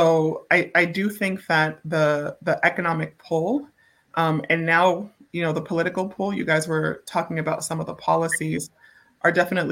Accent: Boston, Massachusetts, United States; growing up in Boston

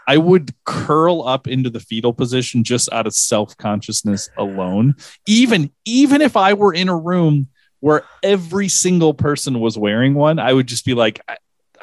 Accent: Minnesota, United States; being a Minnesotan

